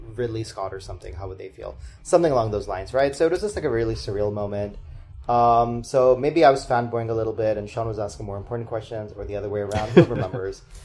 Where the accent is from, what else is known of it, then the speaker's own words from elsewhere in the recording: Bihar, India; moved away; I was born in Bihar